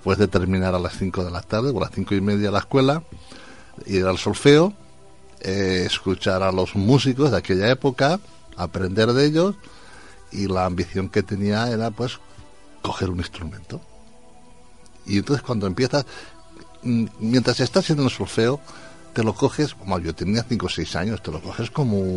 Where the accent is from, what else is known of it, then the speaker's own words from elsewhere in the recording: Valencia, Valencian Community, Spain; Como decía Antonio, soy de Valencia, pero soy más murcianico que ya